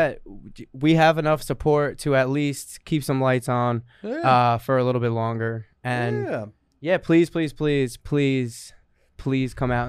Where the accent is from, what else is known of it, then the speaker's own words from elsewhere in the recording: Brooklyn, New York, United States; where are you from? Brooklyn.